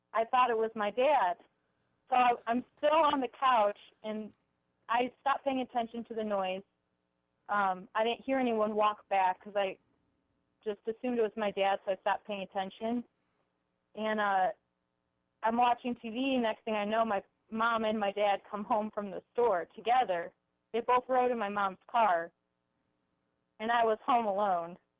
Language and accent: English; Cleveland, Ohio, United States; I'm from Cleveland